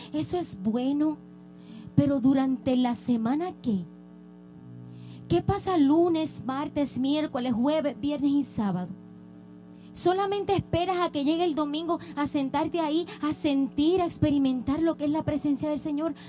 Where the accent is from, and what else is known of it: Puerto Rico; now in United States